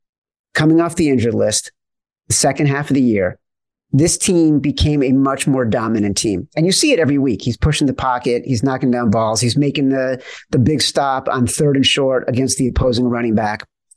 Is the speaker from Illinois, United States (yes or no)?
yes; Chicago, Illinois, United States; Or like where I grew up in Chicago and it was Doug Plank.